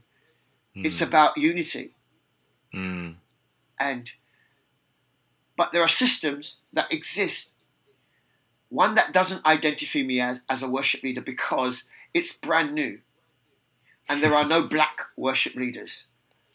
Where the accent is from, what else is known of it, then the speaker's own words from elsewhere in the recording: London, United Kingdom; accent: London; my accent is London. Why? Because I was born in London. Because everybody around me speaks like this.